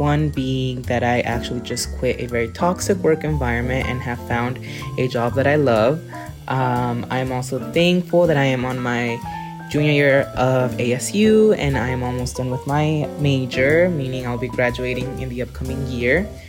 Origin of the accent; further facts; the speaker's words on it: Yuma, Arizona, United States; now in Chandler, United States; I am originally from Yuma, Arizona, but I currently live in Chandler, Arizona.